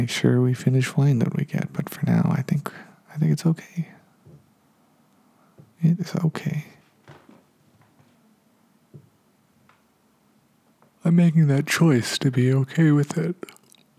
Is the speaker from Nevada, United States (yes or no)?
yes; Reno, Nevada, United States; now in Los Angeles, United States; I'm from Reno, Nevada, so that desert's different than down here